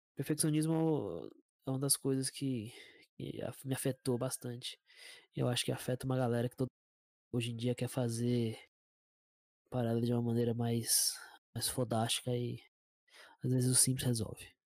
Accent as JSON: {"language": "Portuguese", "town": "Brasília", "region": "Federal District", "country": "Brazil", "said": "eu sou de Brasília"}